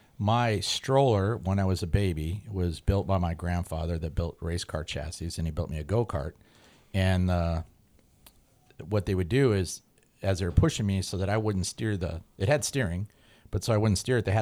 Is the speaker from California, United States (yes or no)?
yes; Highland Park, California, United States; also born or lived in Glendale; I was born in Glendale and then we lived in Highland Park and it was Timpton Way